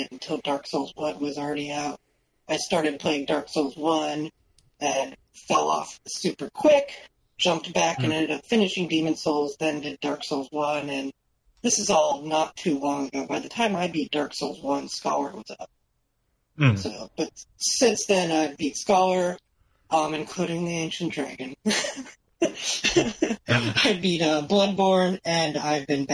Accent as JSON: {"language": "English", "region": "Osaka", "country": "Japan", "tie": "born or raised there", "moved": "yes", "said": "I was born in Osaka."}